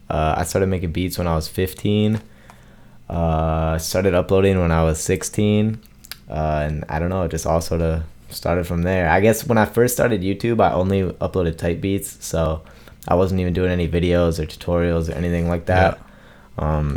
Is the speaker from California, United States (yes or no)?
no; Michigan, United States; Michigan. Yeah.